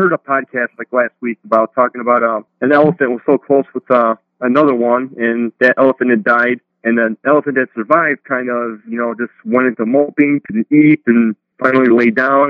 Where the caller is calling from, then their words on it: Holland, New York, United States; from, I'm calling from Holland, New York.